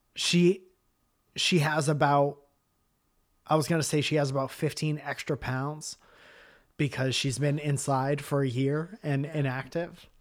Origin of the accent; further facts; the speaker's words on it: Milford, Connecticut, United States; moved away as an adult; also born or lived in Boston / Stamford, Connecticut; we'd moved out of our hometown. But in Milford, Connecticut